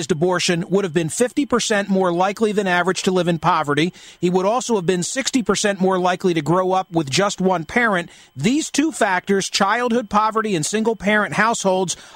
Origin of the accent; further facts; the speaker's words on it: Philadelphia, Pennsylvania, United States; I'm a guy from Philly